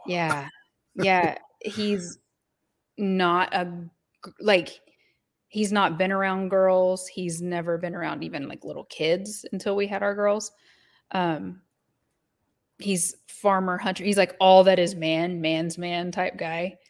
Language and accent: English; Oswego, Kansas, United States; I grew up in Oswego, Kansas